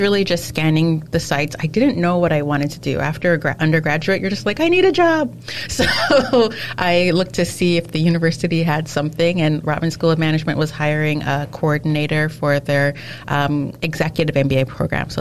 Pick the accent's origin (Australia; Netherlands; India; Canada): Canada; also born or lived in England / France; born and raised in Canada